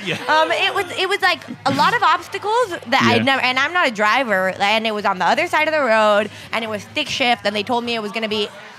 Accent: Miami, Florida, United States; I grew up in Miami, Florida

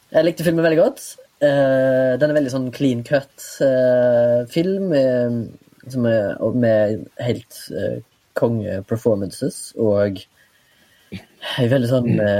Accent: Haugesund, Rogaland, Norway; now in Oslo, Norway; da jeg var hjemme i Haugesund sist

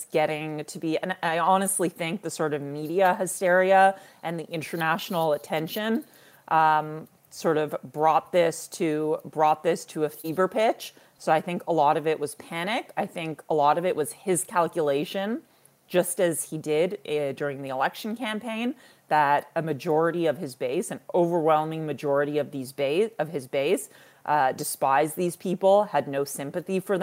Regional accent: Toronto, Ontario, Canada; also born or lived in Israel / United States; as an elder millennial who was born and raised in urban Toronto

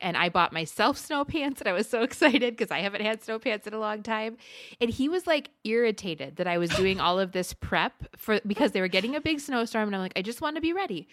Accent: Midwest, United States; now in Arizona, United States; as a Midwesterner

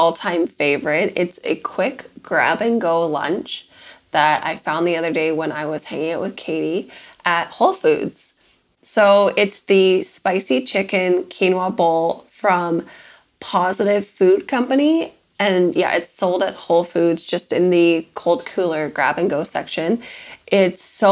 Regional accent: Victoria, British Columbia, Canada; now in United States

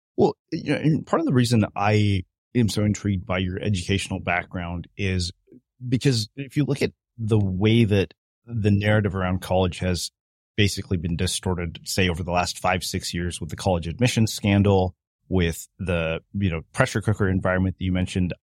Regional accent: Edmonton, Alberta, Canada; moved away; I grew up in Edmonton for four years.

